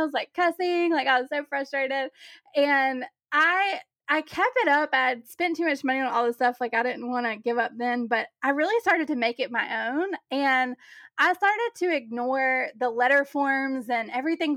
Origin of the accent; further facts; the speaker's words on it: the South, United States; I'm from the South